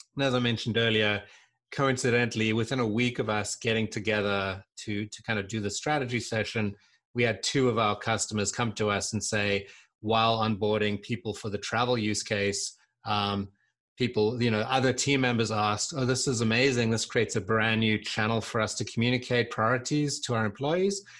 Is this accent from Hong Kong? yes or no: no; South Africa; moved away as an adult; also born or lived in London, United Kingdom / Santa Barbara, United States / Seattle, United States; I was born in South Africa